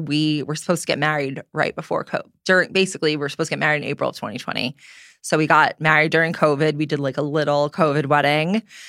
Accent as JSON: {"language": "English", "town": "Long Island", "region": "New York", "country": "United States", "said": "I'm 32. I'm originally from Long Island. Hopefully you can't tell that off the bat."}